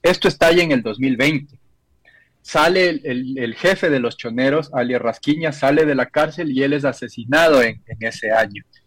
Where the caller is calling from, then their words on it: Ecuador; Saludos desde Ecuador